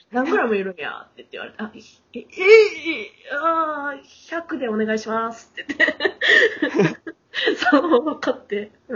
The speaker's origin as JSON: {"language": "Japanese", "region": "Kansai", "country": "Japan", "said": "私関西なんです"}